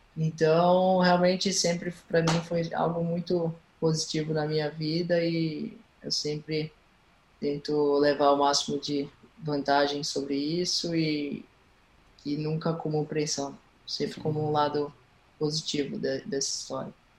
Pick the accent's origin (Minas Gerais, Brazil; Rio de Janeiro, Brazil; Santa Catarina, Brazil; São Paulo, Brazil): Santa Catarina, Brazil; Florianópolis; also born or lived in Recife, Pernambuco; E quando eu tinha 9 anos de idade, a gente se mudou para o sul, a Florianópolis